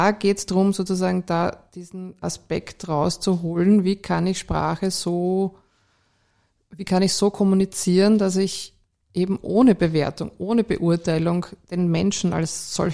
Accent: Vienna, Austria; born or raised there

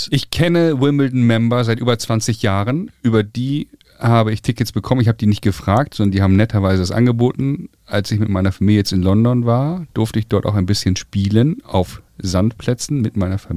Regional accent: Hamburg, Germany; man verhält sich ja dann auch so als Hamburger, Hanseat, dann möchte gern britisch.

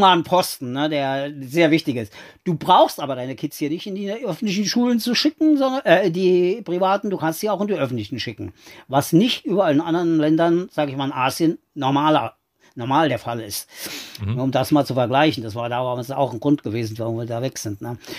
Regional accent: Saarland, Germany; now in Uruguay; ich bin ja an der Grenze da groß geworden.

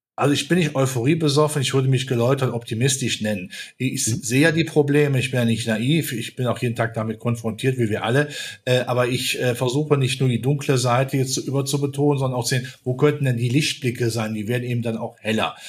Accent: near Lützerath, North Rhine-Westphalia, Germany; in meiner Heimat nicht weit weg von Lützerath

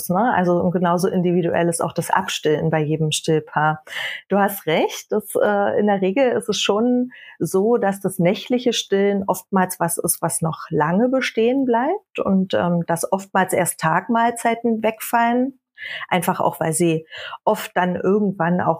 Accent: Germany; born there; gebürtig bin ich aus der Nähe von Berlin. Das werdet ihr auch heute hören, vermute ich, weil ich gerade auf Heimatbesuch bin.

